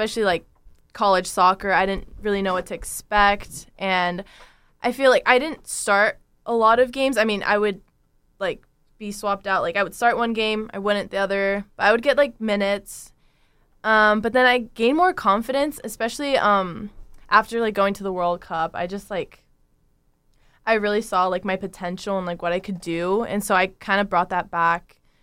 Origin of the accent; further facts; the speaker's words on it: California, United States; I'm from Londo, California, which is really close to here